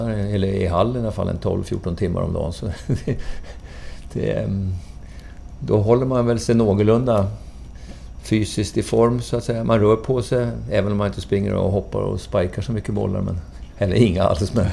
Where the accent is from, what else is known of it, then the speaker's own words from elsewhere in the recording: Valdemarsvik, Östergötland, Sweden; moved away; also born or lived in Lidingö; Östgöte, gudskelov. jag är från Valdemarsvik